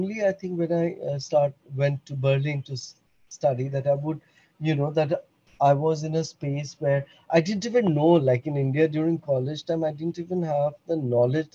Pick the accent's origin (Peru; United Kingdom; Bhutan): Bhutan; moved away; I'm born and brought up in Bhutan